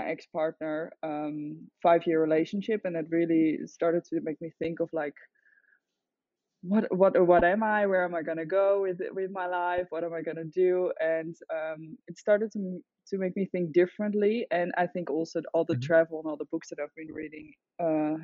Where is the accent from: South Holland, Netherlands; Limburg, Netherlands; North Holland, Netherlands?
South Holland, Netherlands; The Hague; moved away as an adult; also born or lived in Utrecht / Amsterdam; now in Byron Bay, Australia; I'm originally from the Netherlands. I grew up in The Hague, then I moved to the countryside